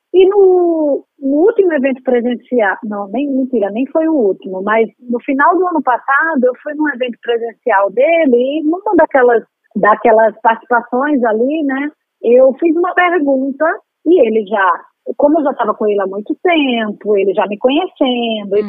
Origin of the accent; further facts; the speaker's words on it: Maceió, Alagoas, Brazil; moved away as an adult; now in Rio de Janeiro, Brazil; Então, eu sou alagoana, nasci em Maceió, capital, vim para o Rio em 2004